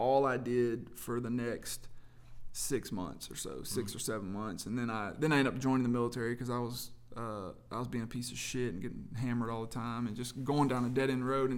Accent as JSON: {"language": "English", "town": "Claxton", "region": "Georgia", "country": "United States", "tie": "born or raised there", "moved": "as an adult", "said": "I grew up in Georgia, a little small town in Georgia called Claxton, Georgia"}